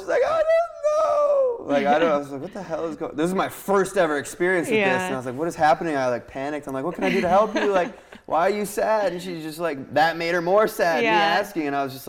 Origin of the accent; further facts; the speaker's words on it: Ohio, United States; moved away as an adult; now in Los Angeles, United States; like I'm from Ohio